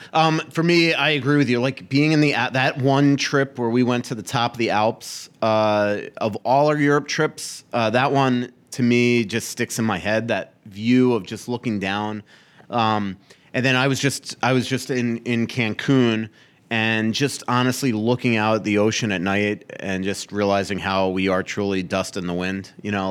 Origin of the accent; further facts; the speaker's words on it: Florida, United States; moved away as an adult; also born or lived in New York; now in Minnesota, United States; a Floridian hockey writer